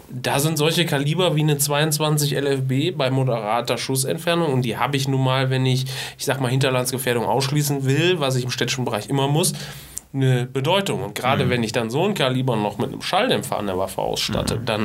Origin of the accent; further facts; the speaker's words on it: Düsseldorf, North Rhine-Westphalia, Germany; gerade wenn ich komme selber aus Düsseldorf.